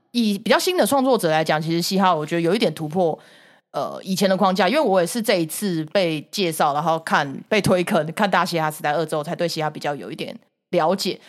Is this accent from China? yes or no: no; Taiwan; 我台湾那个时候以前小时候